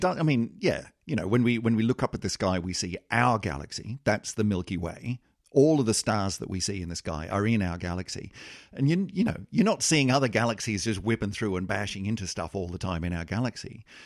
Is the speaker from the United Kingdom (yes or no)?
no; Australia; I'm an I'm an Australian